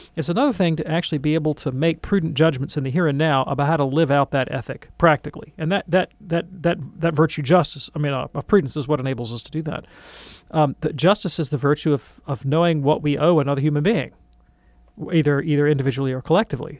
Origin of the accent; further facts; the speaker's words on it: Birmingham, Alabama, United States; I grew up in Birmingham, Alabama